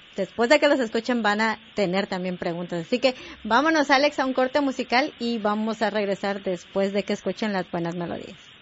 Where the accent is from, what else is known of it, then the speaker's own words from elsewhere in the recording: Guatemala; moved away; somos guatemaltecos o latinoamericanos